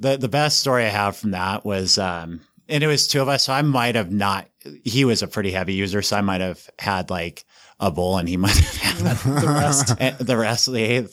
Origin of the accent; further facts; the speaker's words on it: Estes Park, Colorado, United States; moved away as an adult; also born or lived in Kansas / California; now in Utah, United States; I grew up in Estes Park